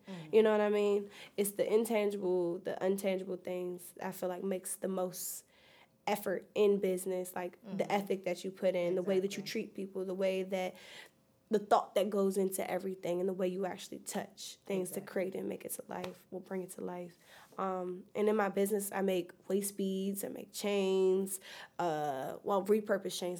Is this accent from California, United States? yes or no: no; New York, United States; now in Bowie, United States; I'm originally from New York.